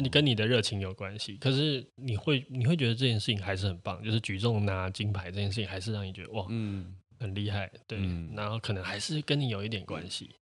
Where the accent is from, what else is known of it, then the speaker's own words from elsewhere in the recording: Taiwan; also born or lived in Tianmu, Taipei; 我会可能更，更多会说我是住天母，或者是我是做这哦。这样子的地方，我不会说我是台湾人